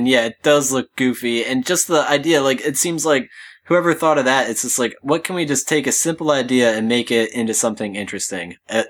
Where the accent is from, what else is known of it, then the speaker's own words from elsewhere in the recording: England, United Kingdom; I'm going to call him Simon because I am English, and it's easier to say